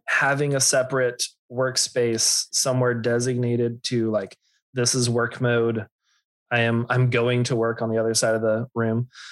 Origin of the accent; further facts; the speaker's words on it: Austin, Texas, United States; I grew up in Austin